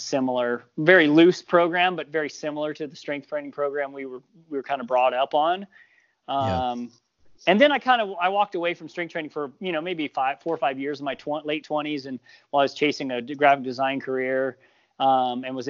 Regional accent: Missouri, United States; moved away as an adult; now in Montana, United States; I grew up in Missouri, in the 70s and 80s.

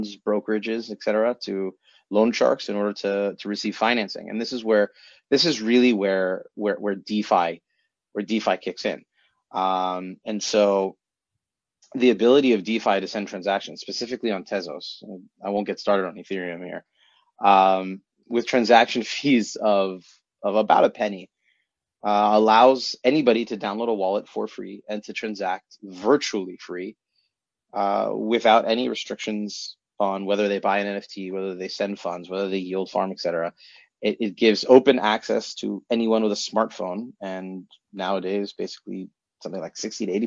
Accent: United States; now in Israel; I'm an American

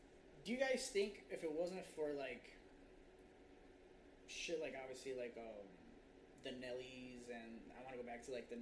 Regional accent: Chicago, Illinois, United States; we're all, you know, Hispanic, so we always have that Mexican background of that music, right? Mexican, but then we grew up here in Chicago, right? I think we all grew up here in Chicago.

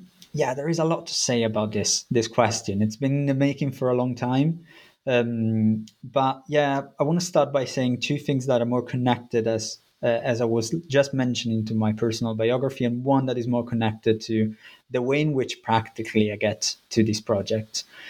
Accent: Italy; English is a second language; moved away as an adult; now in United Kingdom; I'm originally from Italy. I did my BA and a master's in Italy, and then I've been living in the UK for around 10 or a bit more years.

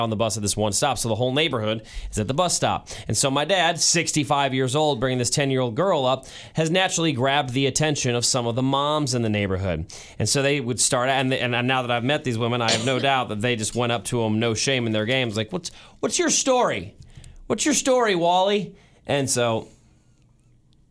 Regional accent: Kansas City, United States; I feel like a bad Kansas Cityan

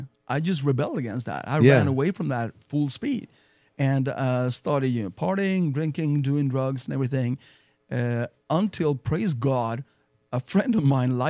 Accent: Sweden; English is a second language; I grew up in the Lutheran Church, mm-hmm. which is a state church of Sweden.

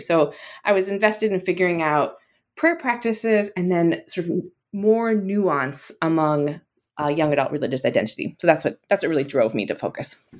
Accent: South Dakota, United States; now in Massachusetts, United States; I'm, I'm from South Dakota, and so I grew up in the middle of the country

